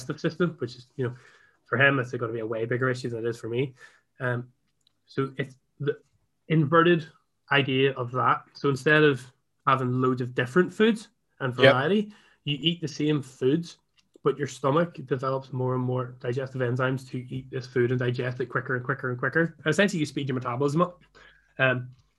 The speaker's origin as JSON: {"language": "English", "country": "Ireland", "said": "I'm Irish"}